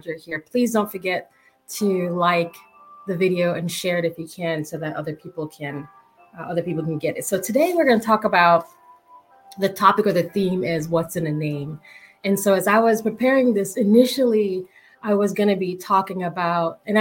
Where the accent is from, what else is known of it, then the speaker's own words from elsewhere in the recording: Jamaica; I'm Jamaican.